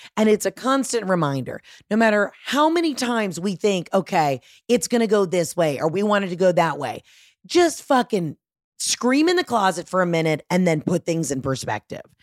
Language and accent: English; Georgia, United States; I'm from Georgia